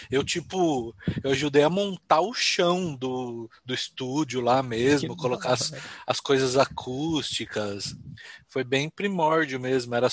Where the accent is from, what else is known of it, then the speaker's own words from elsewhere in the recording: Jundiaí, São Paulo, Brazil; now in Vila Velha, Brazil; sou natural de Jundiaí, morei em São Paulo 19 anos e agora estou em Vila Velha, Espírito Santo, cidade de praia.